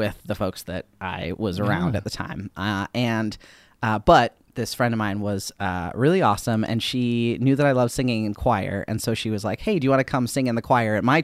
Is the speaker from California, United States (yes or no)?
no; Minnesota, United States; I grew up in Minnesota, about an hour south of the Twin Cities.